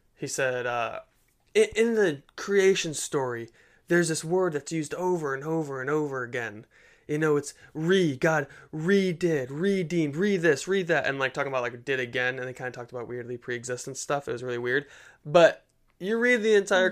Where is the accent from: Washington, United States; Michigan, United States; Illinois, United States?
Michigan, United States; Detroit; born or raised there